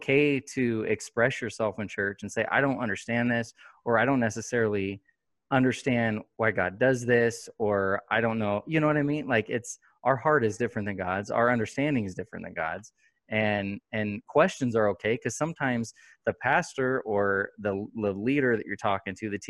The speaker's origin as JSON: {"language": "English", "town": "Sacramento", "region": "California", "country": "United States", "also_born_or_lived": "Gardnerville, Nevada", "moved": "as an adult", "lives_now": "Fernley, United States", "said": "we're from Sacramento. And then about, 5 years ago, we moved to Gardnerville. And then last year we moved to Fernley."}